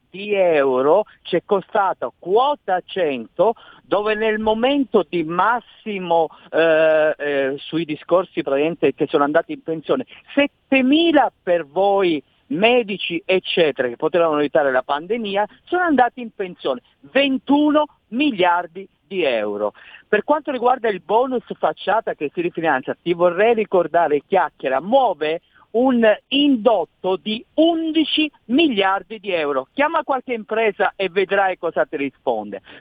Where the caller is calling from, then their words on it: Florence, Tuscany, Italy; Eccomi, chiacchiera, sono io da Firenze, faccio lo sproloco.